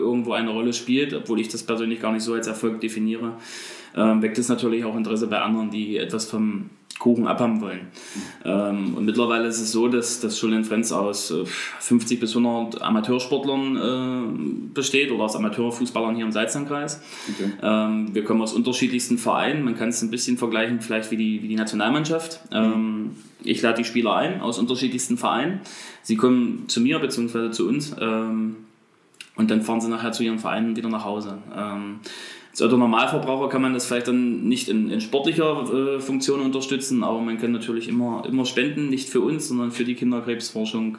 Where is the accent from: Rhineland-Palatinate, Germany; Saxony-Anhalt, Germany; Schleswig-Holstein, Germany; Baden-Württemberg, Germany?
Saxony-Anhalt, Germany; Bernburg; bin beruflich als Einzelhandelskaufmann bei uns in Bernburg im Kaufland unterwegs